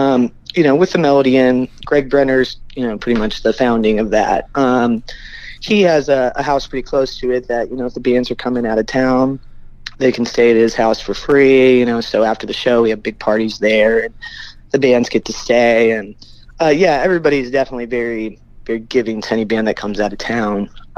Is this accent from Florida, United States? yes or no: no; Bloomington, Indiana, United States; now in Indianapolis, United States; when I was growing up in Bloomington